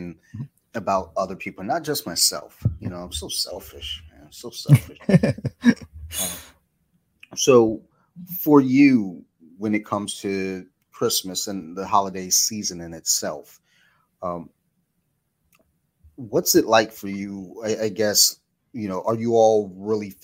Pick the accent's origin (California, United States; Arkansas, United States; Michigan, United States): Michigan, United States; now in Maryland, United States; I'm originally from Michigan, where it snowed all the time. And then moving to Maryland